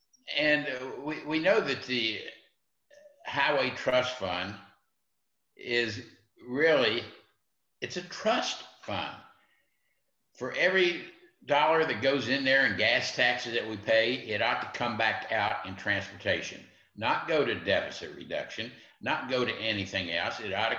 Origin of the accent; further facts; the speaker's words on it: West Virginia, United States; West Virginia, my home state